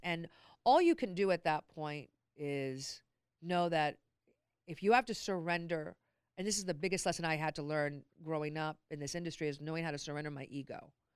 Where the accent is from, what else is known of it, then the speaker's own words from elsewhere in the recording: Long Beach, California, United States; born and raised in Long Beach.